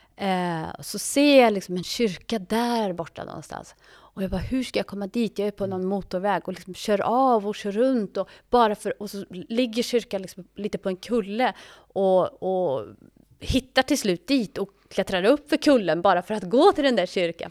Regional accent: Sweden; moved away as an adult; also born or lived in Ethiopia; jag är ju svensk

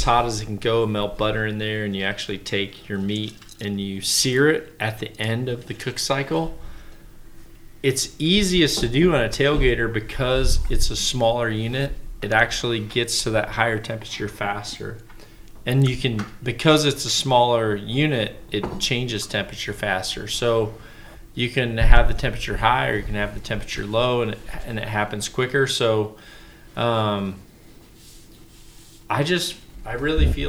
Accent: Mississippi Delta, United States; I grew up in the Mississippi Delta.

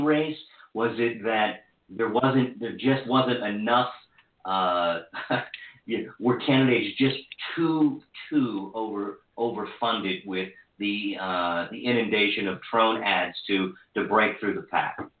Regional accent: Hagerstown, Maryland, United States; including a stint at my hometown newspaper, the Herald Mail

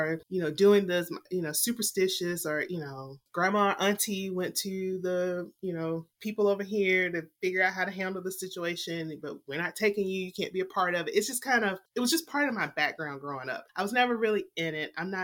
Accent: the South, United States; I'm from the South

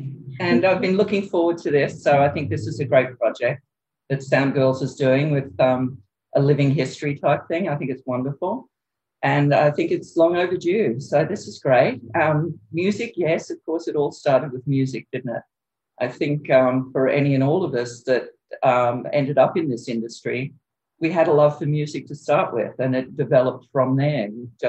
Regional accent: Queensland, Australia; born there; Well, originally I was born in Queensland, but with my mother, I did tons of traveling up and down the East Coast, pretty much nonstop until I was 11 years old.

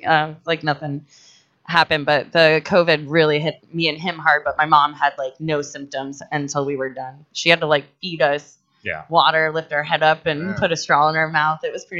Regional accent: Florida, United States; I'm from Florida.

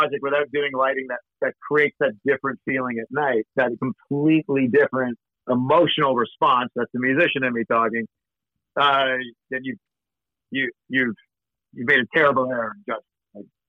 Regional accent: Scotland, United Kingdom; And I'm a Scot, but I'm always still trying to save my clients' money.

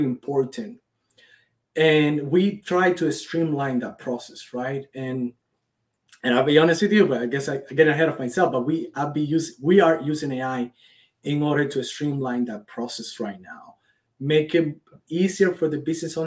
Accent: Cuba; moved away as an adult; now in United States; I was born and raised in Cuba. I've been in this country for about 10 years

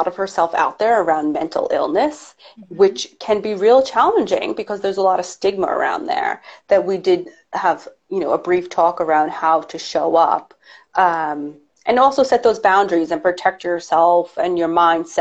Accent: New York, United States; I'm a New Yorker

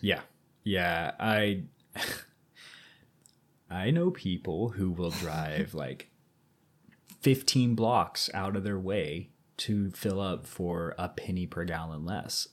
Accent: Missouri, United States; we're both from Missouri

